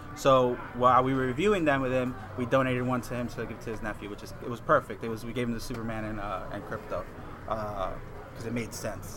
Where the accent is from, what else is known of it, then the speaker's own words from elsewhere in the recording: Puerto Rico; I grew up in Puerto Rico